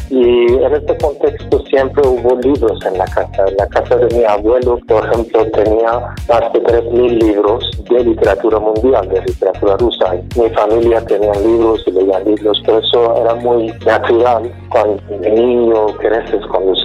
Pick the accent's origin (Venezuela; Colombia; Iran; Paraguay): Iran; Spanish is a second language; moved away as an adult; also born or lived in Finland / Czech Republic / Spain; now in Mexico; cuando salí de Irán me fui primero por actividades políticas. Yo estaba activo desde mis 17, 18 años de edad y fui parte de movimiento estudiantil de Irán desde 1999.